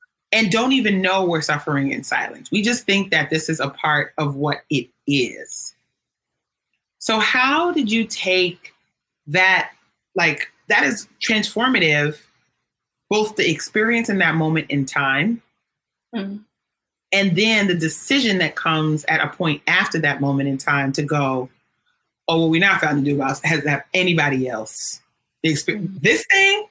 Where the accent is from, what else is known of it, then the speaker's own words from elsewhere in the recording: New York City, New York, United States; I grew up in New York City